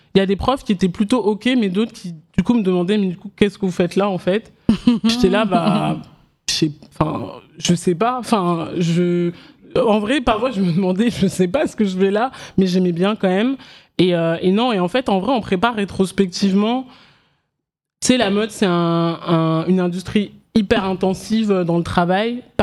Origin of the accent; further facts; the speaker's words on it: Paris suburbs, Seine-et-Marne, then Oise, Île-de-France, France; also born or lived in Abidjan, Côte d'Ivoire / Guinea; j'ai grandi en banlieue parisienne en Seine-et-Marne et après en Picardie dans l'Oise